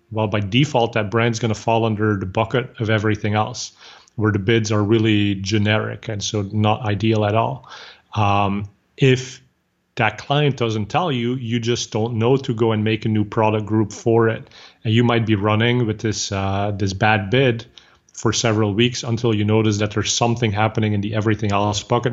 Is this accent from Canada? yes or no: no; Flanders, Belgium; English is a second language; now in Bay Area, United States; I'm originally from Belgium, so I speak Flemish, which is the same as Dutch.